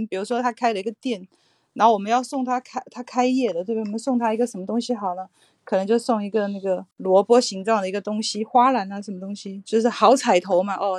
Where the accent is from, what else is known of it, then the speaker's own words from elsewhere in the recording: Taiwan; 我我来自台湾，然后我现在也在台湾。